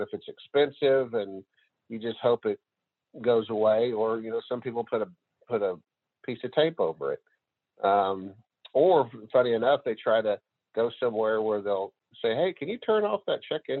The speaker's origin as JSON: {"language": "English", "area": "near Marshall", "region": "Northeast Texas", "country": "United States", "tie": "born or raised there", "said": "Northeast Texas area, a little town outside of Marshall, doesn't have a stoplight."}